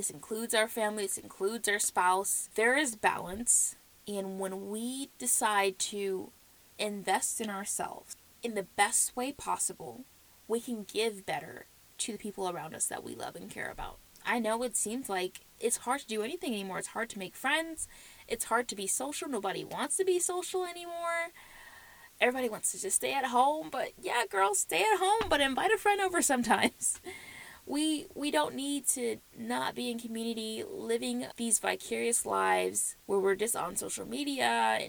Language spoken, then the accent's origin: English; the South, United States; accent: South; I was born and raised in the South, the U.S. So if you ever hear South in my mouth, you know why